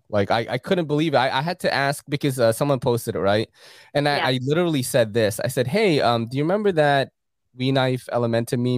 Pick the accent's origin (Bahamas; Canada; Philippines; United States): Philippines; you know, because in the Philippines, um, growing up in the Philippines in the '80s when a movie is out, you're all watching it